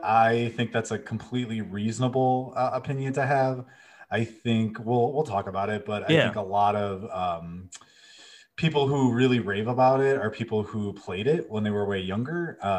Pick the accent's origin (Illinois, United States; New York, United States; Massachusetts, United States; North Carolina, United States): Illinois, United States; Chicago; I say Chrono, because, you know, I'm from Chicago